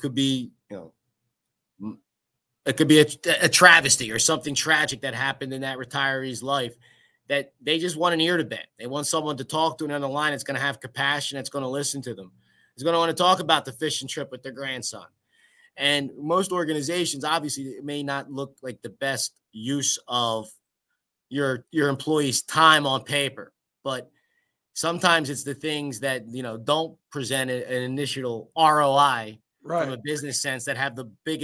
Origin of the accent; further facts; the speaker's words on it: Philadelphia, Pennsylvania, United States; growing up in Philadelphia